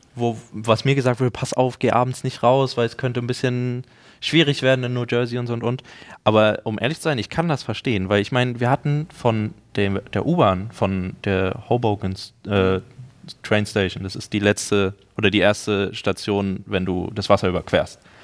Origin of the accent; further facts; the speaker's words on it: Berlin, Germany; als Berliner